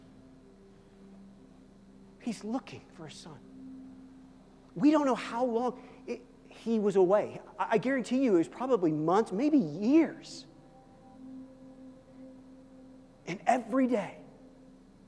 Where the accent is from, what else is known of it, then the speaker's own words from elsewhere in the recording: Midwest, United States; moved away; I came from the Midwest